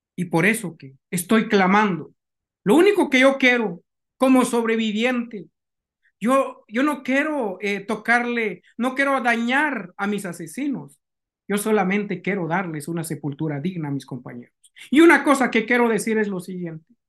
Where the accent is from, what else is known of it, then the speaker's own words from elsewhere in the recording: Guatemala; moved away; utilizó a mi gente como esclavos